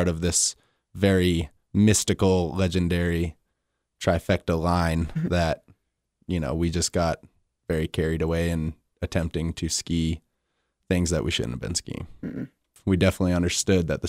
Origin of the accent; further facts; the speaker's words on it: Meredith, New Hampshire, United States; moved away as an adult; now in Jackson, United States; From New Hampshire in Meredith, and I went to UNH. I ski raced growing up my entire life. Moved here when I was 20 years old